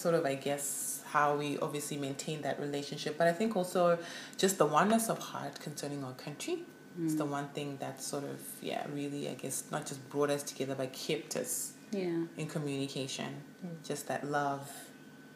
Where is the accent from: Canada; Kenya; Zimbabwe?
Zimbabwe; moved away as an adult; now in Brisbane, Australia; born and raised in Zimbabwe, moved to Australia in 2005. To pursue my tertiary education